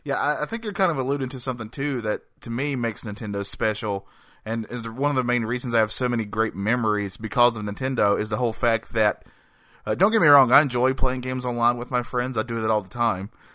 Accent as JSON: {"language": "English", "region": "North Carolina", "country": "United States", "said": "I'm a man from North Carolina"}